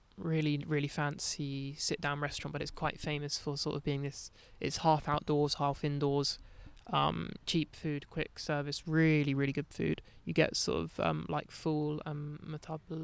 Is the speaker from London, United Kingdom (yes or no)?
yes; London, United Kingdom; Not that I'd really like feel English, but like growing up in London